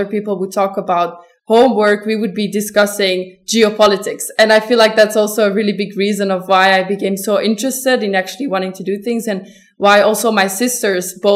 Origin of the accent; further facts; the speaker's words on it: Belgium; I am from Belgium.